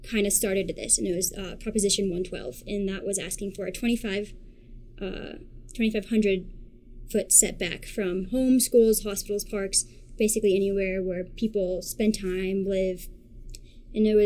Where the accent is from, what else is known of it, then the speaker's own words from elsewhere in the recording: Australia; born there; Um, I was born in Australia, and half my family is Australian